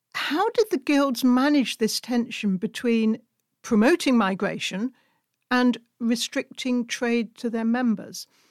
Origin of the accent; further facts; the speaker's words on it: United Kingdom; now in Hungary; as a British citizen living in Hungary